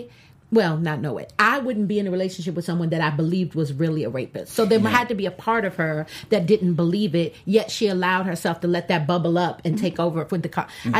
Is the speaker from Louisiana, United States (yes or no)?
yes; Louisiana, United States; I'm from Louisiana.